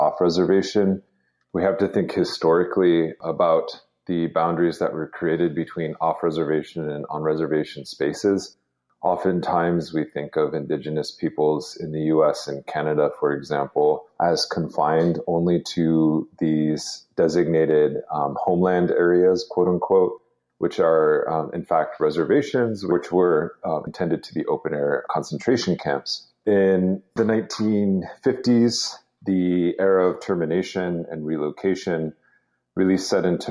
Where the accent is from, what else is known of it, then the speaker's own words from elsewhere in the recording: Lower Brule Sioux Tribe, South Dakota, United States; also born or lived in Albuquerque, New Mexico; from the Lower Rural Sioux Tribe in South Dakota